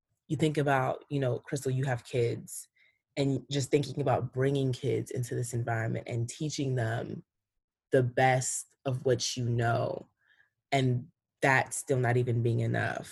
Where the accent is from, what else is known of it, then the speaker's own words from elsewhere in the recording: East Coast, United States; also born or lived in Cameroon; growing up on the East Coast